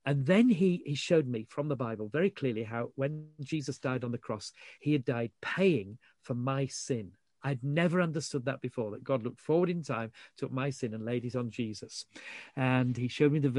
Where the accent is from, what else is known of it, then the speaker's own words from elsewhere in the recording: Yorkshire and the Humber, United Kingdom; I was brought up in Yorkshire.